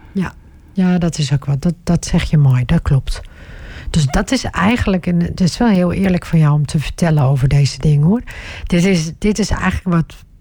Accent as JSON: {"language": "Dutch", "region": "Groningen", "country": "Netherlands", "tie": "born or raised there", "said": "Ik ben zelf opgegroeid in Groningen"}